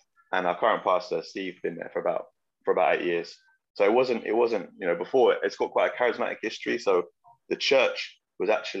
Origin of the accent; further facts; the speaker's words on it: London, United Kingdom; moved away as an adult; now in Oldham, United Kingdom; I grew up in East London. That's where I spent childhood and like teen years.